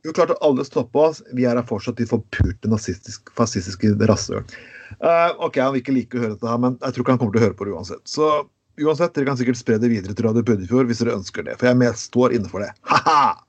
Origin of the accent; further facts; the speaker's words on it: Skien, Telemark, Norway; Jeg vokste opp i Skien